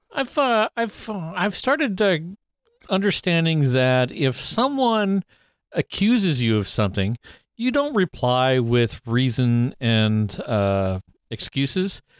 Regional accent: Canada; me being Canadian

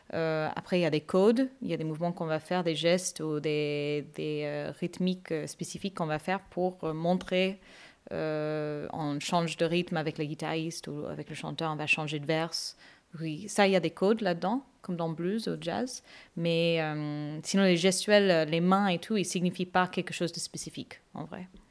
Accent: Canada; moved away as an adult; also born or lived in Seville; now in Bordeaux, France; je suis d'origine canadienne. Je suis canadienne, mais d'origine indienne et malaisienne. Et j'habite à Bordeaux depuis 7 ans.

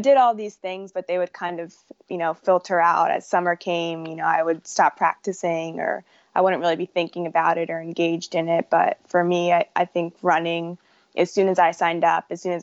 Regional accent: New Jersey, United States; also born or lived in Philadelphia, Pennsylvania; the homes that I know and recognize are in New Jersey. So that's where I grew up and went to high school.

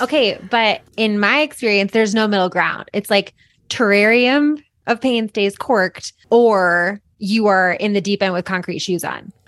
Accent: Boulder, Colorado, United States; I'm from Boulder

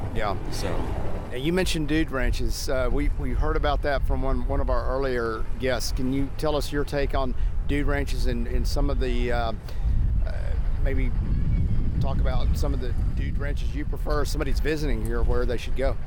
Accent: Houston, Texas, United States; I'm from Houston

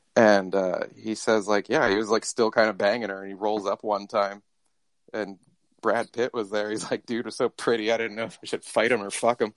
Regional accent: London, United Kingdom; I come from London town.

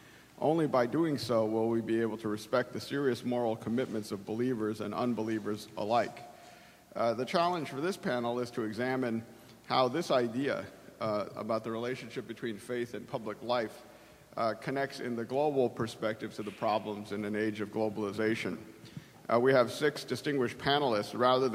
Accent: South Korea; but also with my home country of Korea.

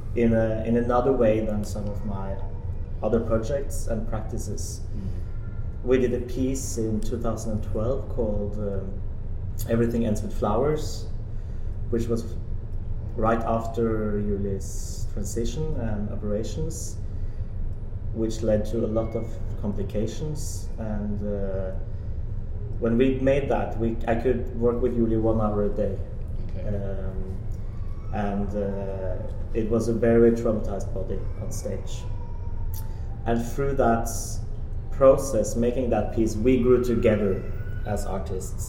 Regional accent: Norway; now in Copenhagen, Denmark; I'm a Norwegian scenographer

